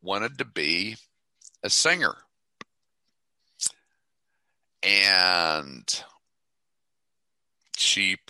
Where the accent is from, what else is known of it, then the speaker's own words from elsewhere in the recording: Toledo, Ohio, United States; I'm from Toledo